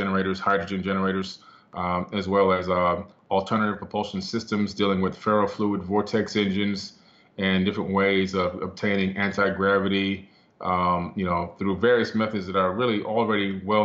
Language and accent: English; Miami, Florida, United States; also born or lived in New York City; as a kid, back in Miami, Florida, we moved from New York City to Miami